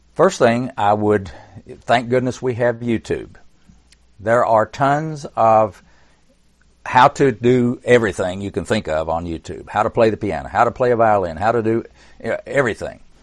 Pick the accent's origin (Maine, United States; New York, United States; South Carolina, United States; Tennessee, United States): Tennessee, United States; I was born in Tennessee